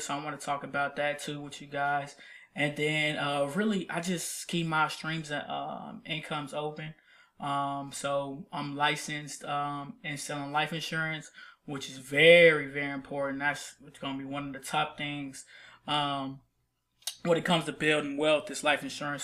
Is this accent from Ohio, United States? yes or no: yes; Columbus, Ohio, United States; now in Nashville, United States; I'm from, uh, Columbus, Ohio. I lived there for about fifteen years